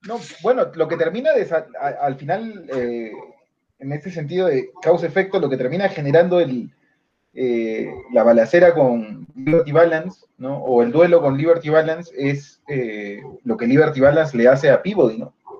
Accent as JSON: {"language": "Spanish", "country": "Peru"}